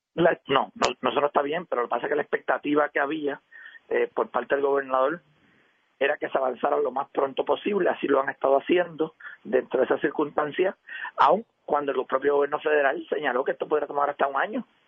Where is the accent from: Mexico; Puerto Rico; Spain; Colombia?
Puerto Rico; Yo conozco sectores en mi pueblo